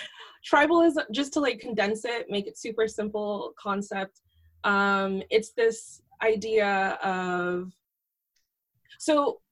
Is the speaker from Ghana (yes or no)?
yes; Ashanti, Ghana; So like in Ghanaian culture, I'm from the Ashanti tribe, and there's tribalism where people outside the tribe are seen as like really different and they're considered foreigners